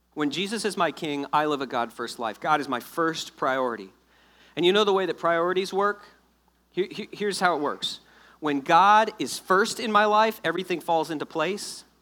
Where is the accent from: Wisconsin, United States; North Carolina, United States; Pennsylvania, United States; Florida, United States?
Florida, United States; South; moved away; I'm originally from South Florida.